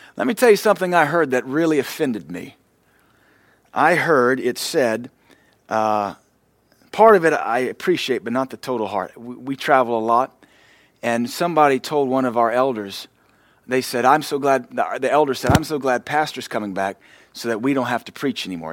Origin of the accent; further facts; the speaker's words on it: the American South, United States; I'm a Southerner.